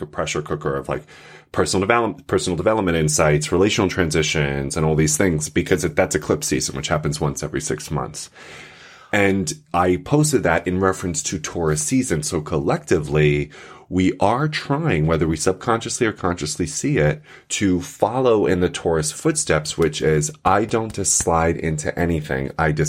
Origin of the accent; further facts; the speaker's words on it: New York, United States; I feel so connected to Jews because I'm from Long Island.